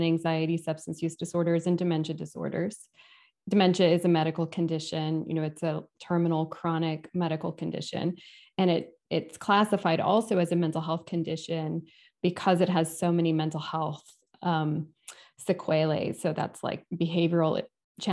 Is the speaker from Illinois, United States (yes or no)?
no; California, United States; moved away as an adult; now in Atlanta, United States; I moved to Atlanta from California, which is where I grew up and where I went to grad school and did all my education